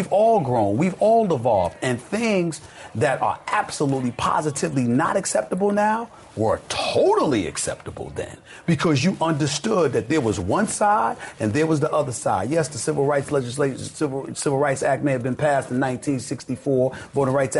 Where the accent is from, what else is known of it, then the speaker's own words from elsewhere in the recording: the South, United States; I'm a Christian. So because I'm this way and I'm from the South and all of this other stuff